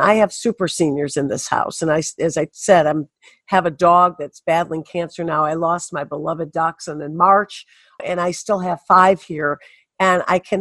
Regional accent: Detroit, Michigan, United States; also born or lived in Birmingham, Michigan / Bloomfield Hills, Michigan; I'm a Detroit girl. Yes, I grew up in Detroit, 7 Mile and James Cousins, and we moved to Birmingham, Bloomfield Hills

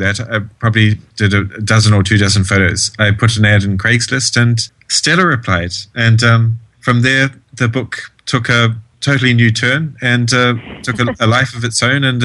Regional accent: New Zealand; now in New York, United States; I'm a fashion photographer based in New York. I'm from New Zealand

